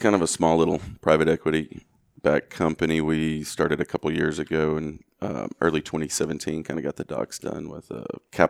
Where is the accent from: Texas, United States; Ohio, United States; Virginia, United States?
Texas, United States; I should have known better growing up in West Texas.